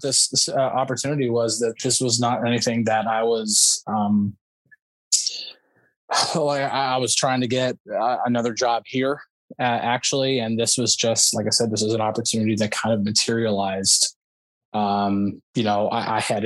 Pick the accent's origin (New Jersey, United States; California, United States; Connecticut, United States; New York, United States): New Jersey, United States; also born or lived in Pittsburgh, Pennsylvania; now in Dallas, United States; even though I was born and raised in New Jersey, I was not born and raised as if I was from New Jersey